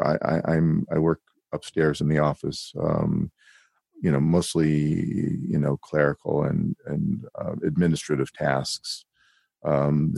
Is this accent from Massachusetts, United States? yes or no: no; Berkeley, California, United States; I grew up in Berkeley, California